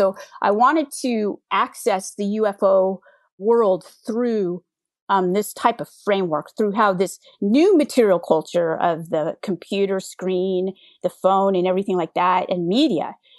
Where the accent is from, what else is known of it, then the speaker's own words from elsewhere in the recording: California, United States; And I grew up in the Bay Area during the dot-com era. You know, I went to grad school.